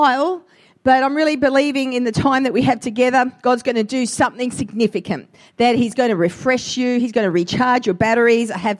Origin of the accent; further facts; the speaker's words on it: Australia; I'm an Australian-Italian mix